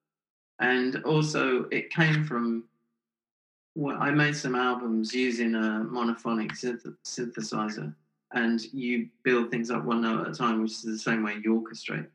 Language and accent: English; England, United Kingdom; moved away as an adult; also born or lived in Canada / Los Angeles; I spent 5-8 years in Canada, a couple of years in LA, but I still miss England